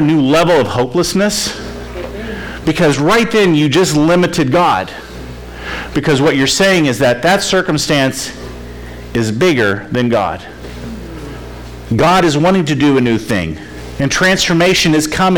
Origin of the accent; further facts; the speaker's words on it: Florida, United States; I grew up in Florida